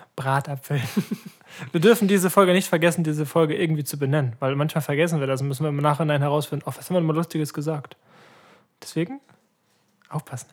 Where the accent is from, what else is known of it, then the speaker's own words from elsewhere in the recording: Ratekau, Schleswig-Holstein, Germany; bei uns in Ratekau